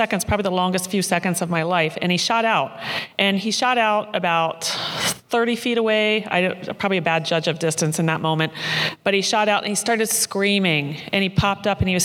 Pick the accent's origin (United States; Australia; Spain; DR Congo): United States; Maryland; moved away; I grew up in Maryland